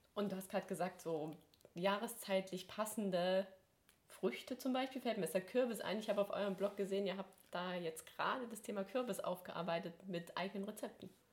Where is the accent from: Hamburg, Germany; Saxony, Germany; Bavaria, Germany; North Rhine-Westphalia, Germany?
Saxony, Germany; Ore Mountains; now in Swabia, Germany; ich bin ja nicht von hier, ich komme ja aus dem Erzgebirge